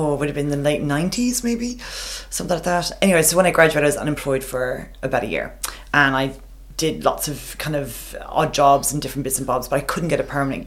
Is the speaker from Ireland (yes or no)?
yes; Longford, County Longford, Ireland; moved away as an adult; now in Australia; I grew up, the town I grew up in Longford